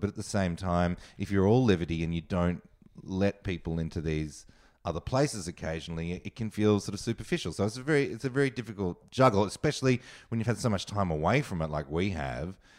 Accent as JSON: {"language": "English", "country": "Australia", "also_born_or_lived": "New York", "moved": "yes", "said": "I'm Australian, and I loved being Australian"}